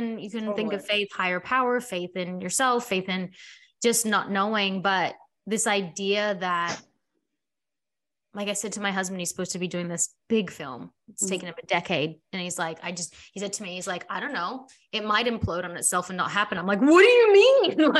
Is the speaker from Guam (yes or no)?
no; South Africa; now in Australia; my parents, we immigrated from South Africa, came to Australia. My dad had to start over and he had to like build a future.